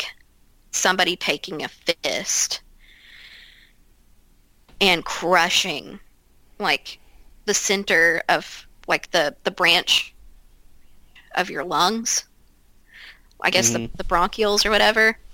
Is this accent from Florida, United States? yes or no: no; Ashland, Kentucky, United States; I grew up outside of Ashland